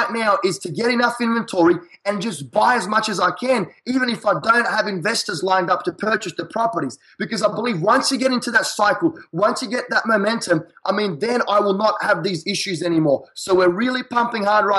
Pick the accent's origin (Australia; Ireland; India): Australia; accent: Australian; now in United States; I'm an Australian in a foreign country. So my accent is very catchy.